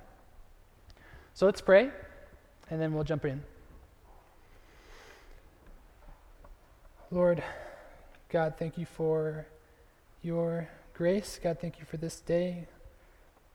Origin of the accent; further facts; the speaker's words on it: California, United States; moved away as an adult; also born or lived in Chicago; now in Kansas City, United States; we are from California. We grew up in California